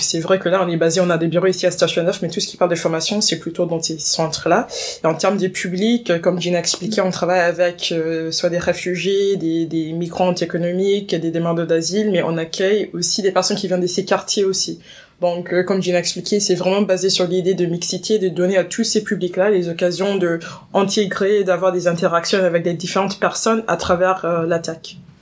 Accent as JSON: {"language": "French", "town": "Washington", "region": "District of Columbia", "country": "United States", "tie": "born or raised there", "second_language": "French", "moved": "as an adult", "lives_now": "Paris, France", "said": "j'ai grandi à Washington, D.C."}